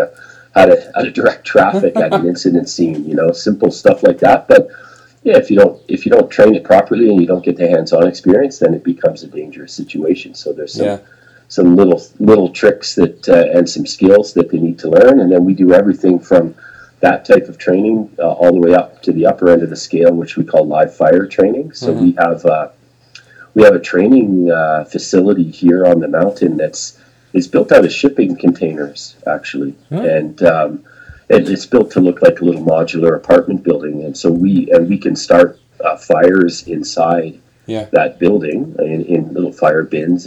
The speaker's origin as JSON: {"language": "English", "area": "a little town outside of Toronto", "region": "Ontario", "country": "Canada", "tie": "born or raised there", "also_born_or_lived": "Banff / Lake Louise", "moved": "yes", "lives_now": "Big White, Canada", "said": "I grew up in a little town outside of Toronto"}